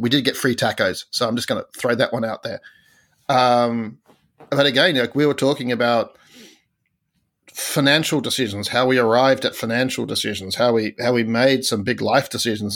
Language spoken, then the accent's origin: English; Australia; as an Australian